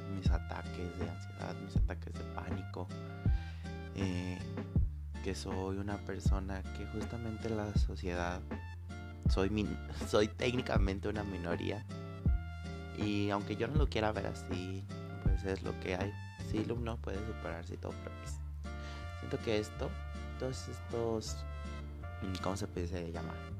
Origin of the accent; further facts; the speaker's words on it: Guanajuato, Mexico; soy de México, especialmente de Guanajuato